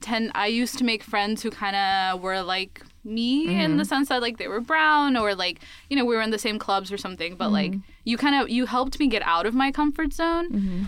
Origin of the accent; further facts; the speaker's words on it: Columbus, Georgia, United States; now in Birmingham, United States; I'm a biology major, and I'm from Columbus, Georgia.